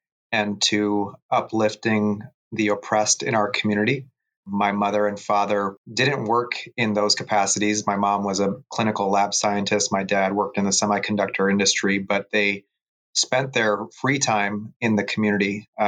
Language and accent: English; San Jose, California, United States; I've been a public defender for 13 years here in Santa Clara County, my hometown of San Jose